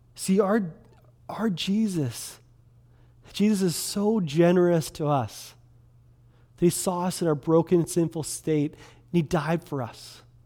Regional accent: Kelowna, British Columbia, Canada; also born or lived in Quesnel, British Columbia; I grew up in Kelowna, um, grew up down on eight sixteen Leon Avenue downtown

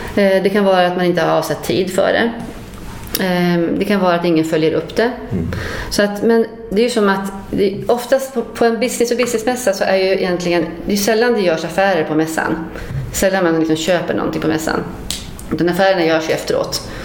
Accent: Luleå, Norrbotten County, Sweden; moved away; Jag är från Luleå från början

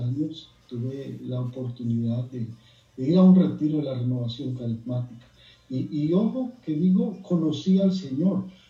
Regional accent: El Salvador; moved away as an adult; now in Frisco, United States; soy salvadoreño. Eh, vine aquí a Frisco, Texas, a Estados Unidos, hace cinco años

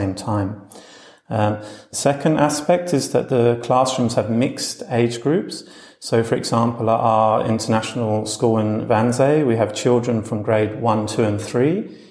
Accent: London, United Kingdom; moved away as an adult; also born or lived in Australia / United States; now in Berlin, Germany; I previously lived and worked as a teacher in Australia, America and England, where I'm from London.

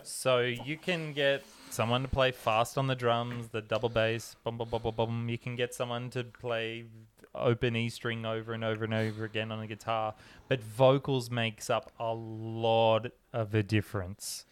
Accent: Australia; when Howie and I grew up in Australia, we never had Halloween

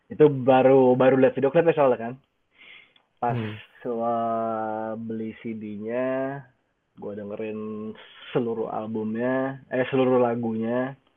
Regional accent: Indonesia; Dia bule, gue orang Indo.

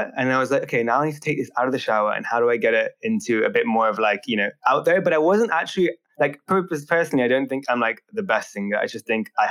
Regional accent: United Kingdom; I am a British entrepreneur

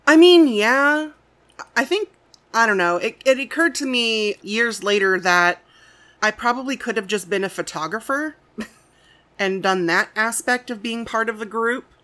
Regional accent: Midwest, United States; I've born and raised in the Midwest

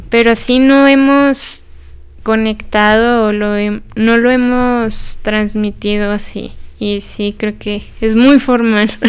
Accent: Zacatecas, Mexico; que soy zacatecana

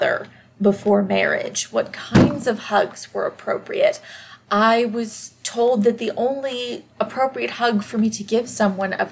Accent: Deep South, United States; I am from the Deep South, and I did grow up surrounded by very conservative, very Christian people

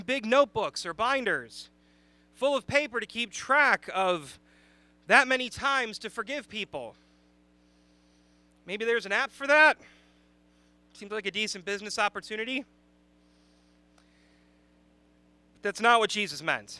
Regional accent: Chicago, Illinois, United States; moved away; I am from the Chicagoland area

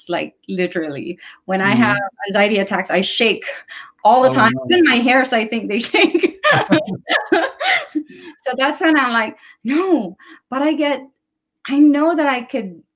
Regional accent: Philippines; moved away; I'm originally from the Philippines

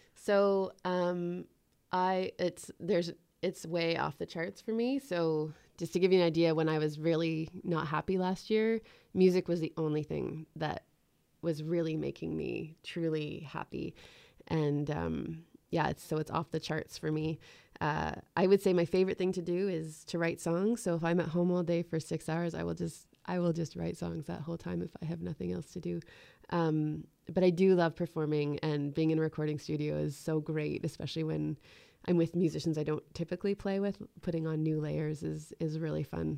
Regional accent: Ottawa, Ontario, Canada; moved away as an adult; now in Canmore, Canada; I moved from Ottawa about three years ago

